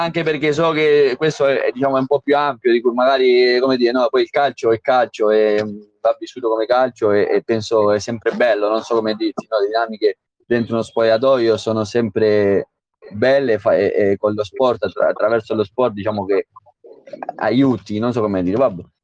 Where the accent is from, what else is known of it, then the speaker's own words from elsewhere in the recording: Uruguay; Italian is a second language; moved away as an adult; now in Italy; sono nato in Uruguay, sono cinque, cinque anni e mezzo che sono